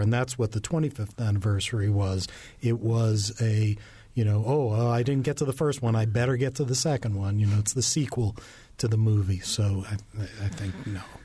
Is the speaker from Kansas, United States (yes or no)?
no; New York, United States; I grew up in New York